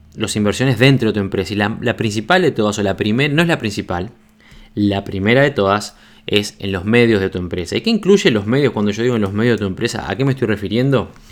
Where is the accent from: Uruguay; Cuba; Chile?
Uruguay; cuando lancé mi revista en Uruguay